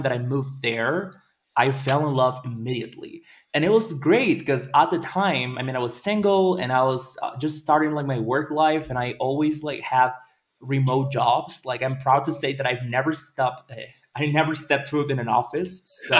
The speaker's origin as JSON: {"language": "English", "region": "Veracruz", "country": "Mexico", "also_born_or_lived": "Caribbean, Mexico", "moved": "yes", "lives_now": "Mexico City, Mexico", "said": "I'm originally from Veracruz, which is a small town in the north."}